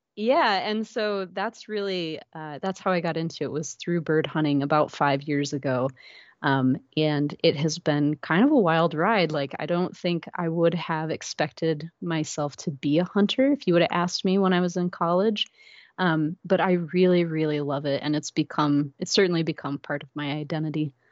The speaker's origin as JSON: {"language": "English", "region": "Iowa", "country": "United States", "tie": "born or raised there", "also_born_or_lived": "Minnesota / Alaska / Louisiana", "moved": "yes", "lives_now": "Maple Grove, United States", "said": "I actually grew up in Iowa, about three hours south of here."}